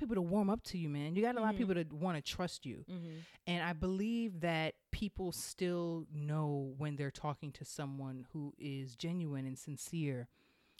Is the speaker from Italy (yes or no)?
no; Jamaica; I'm Jamaican.